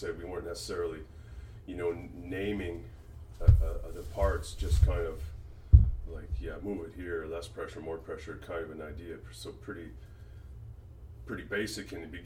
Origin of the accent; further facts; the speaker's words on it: West Coast, United States; I grew up on the West Coast